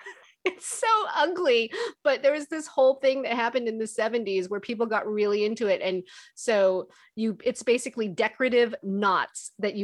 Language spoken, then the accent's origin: English; California, United States; also born or lived in North Carolina / Alabama; I did. I grew up all over the place, actually, in California. And then I was in North Carolina when I was like 4 or 5. And then when I was like 6, 7, I was in Alabama.